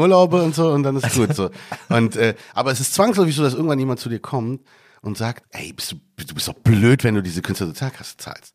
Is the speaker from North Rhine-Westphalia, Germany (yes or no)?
no; Berlin, Germany; moved away as an adult; now in Cairo, Egypt; Ich bin Berliner, da, da kenne ich mich wirklich aus